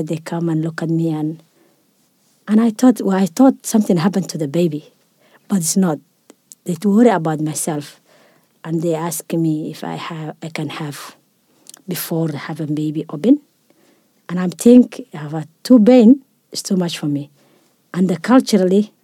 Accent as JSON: {"language": "English", "country": "Somalia", "also_born_or_lived": "Europe", "moved": "as an adult", "lives_now": "Australia", "said": "I'm from Somalia"}